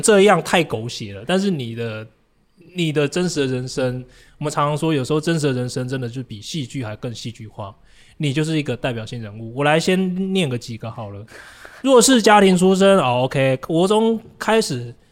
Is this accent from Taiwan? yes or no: yes; Taichung, Taiwan; 我台中人